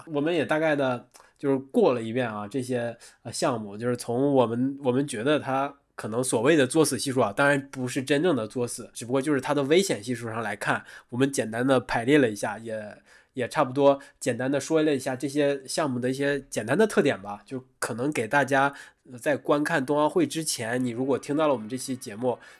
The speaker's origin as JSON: {"language": "Chinese", "region": "Northeast China", "country": "China", "tie": "born or raised there", "said": "虽然我在东北长大，我对无论是滑雪还是滑冰。可能都会稍微的接触过一点点"}